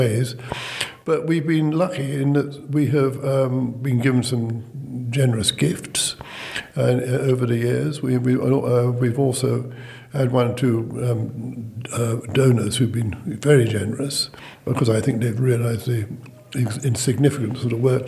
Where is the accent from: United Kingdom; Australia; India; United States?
United Kingdom; London; moved away as an adult; now in Shrewsbury, United Kingdom; I come from London